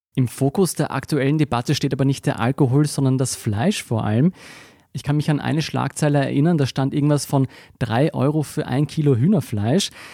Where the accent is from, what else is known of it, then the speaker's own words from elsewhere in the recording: Austria; bei uns in Österreich